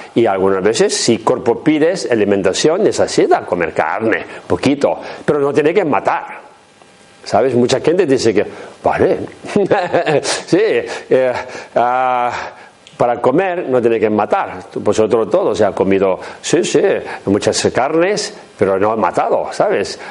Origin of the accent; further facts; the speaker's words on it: Tibet, China; Spanish is a second language; moved away; mi pueblo donde he nacido en Tíbet